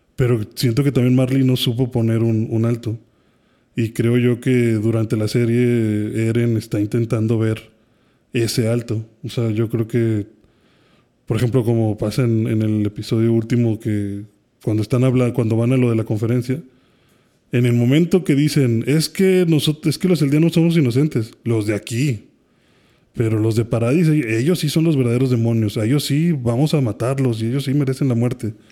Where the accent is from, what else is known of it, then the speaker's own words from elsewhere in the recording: Mexico; Como mexicanos